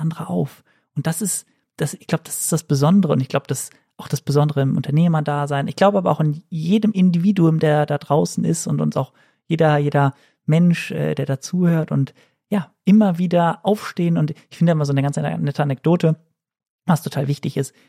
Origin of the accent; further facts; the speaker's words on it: Cologne, North Rhine-Westphalia, Germany; als Kölsche Frohnatur